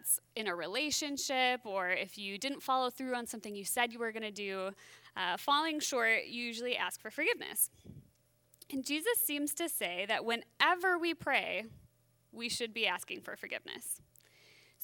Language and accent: English; Wisconsin, United States; now in Minnesota, United States; I grew up in Wisconsin